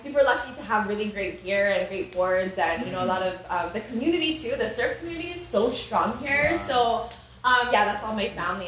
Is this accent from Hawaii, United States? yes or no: yes; Oahu, Hawaii, United States; now in Maui, United States; I'm originally from Oahu